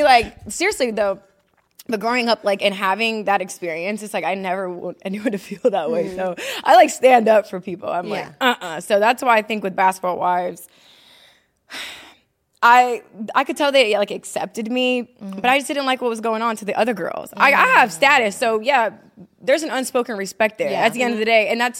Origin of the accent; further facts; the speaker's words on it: Mississippi, United States; also born or lived in Ohio; now in North Carolina, United States; Ohio. I lived there until about 9 years old. Mm-hmm. And then I moved to Mississippi. And I was raised with my grandparents there. Yeah. So, yeah, I claim Mississippi. I'm a Mississippi girl. That's where I grew